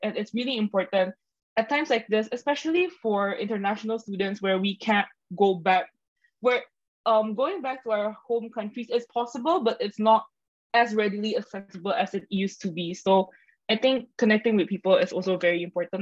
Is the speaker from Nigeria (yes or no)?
no; Indonesia; moved away as an adult; now in Singapore; I'm from Indonesia, so I moved over to Singapore